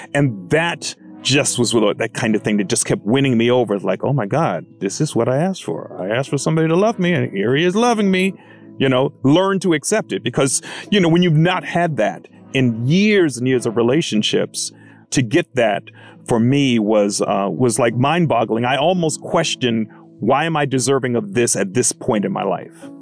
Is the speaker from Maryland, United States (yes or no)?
yes; Baltimore, Maryland, United States; now in Los Angeles, United States; My hometown is Baltimore, Maryland. I currently live in Los Angeles